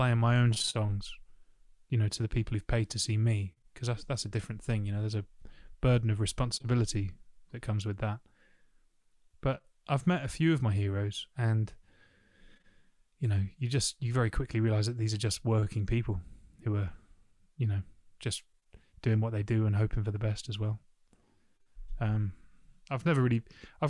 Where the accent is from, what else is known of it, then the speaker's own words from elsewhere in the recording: South Devon, South West England, United Kingdom; also born or lived in Barking, London; I grew up in South Devon